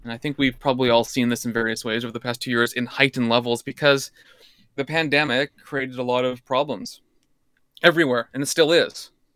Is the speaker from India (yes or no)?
no; Alberta, Canada; moved away; also born or lived in British Columbia / United States; I grew up in Alberta, well, B C in Alberta